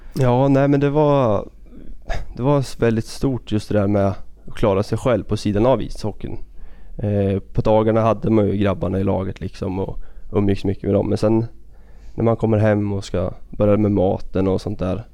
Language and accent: Swedish; Örebro County, Sweden; Vi bor i en liten by tre mil därifrån. Det var där jag växte upp